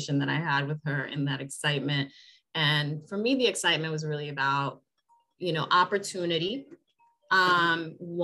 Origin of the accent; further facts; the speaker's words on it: Puerto Rico; also born or lived in Dominican Republic; now in United States; I was Puerto Rico.